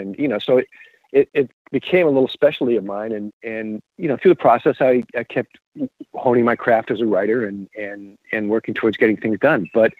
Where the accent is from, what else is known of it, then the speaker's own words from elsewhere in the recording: Columbia, South Carolina, United States; moved away as an adult; also born or lived in Los Angeles; now in South Carolina, United States; the University of South Carolina in my hometown had one of the finest journalism schools in the nation.